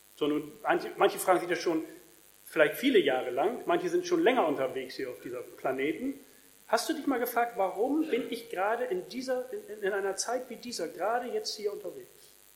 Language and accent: German; Germany; in Deutschland